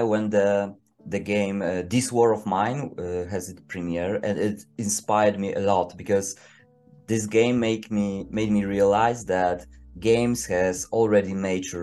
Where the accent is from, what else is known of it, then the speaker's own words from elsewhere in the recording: Poland; English is a second language; I'm a writer from Poland